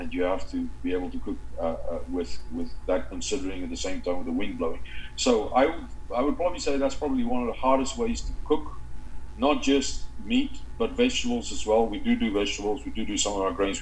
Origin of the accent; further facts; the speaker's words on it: South Africa; now in Canada; what we grew up with in Africa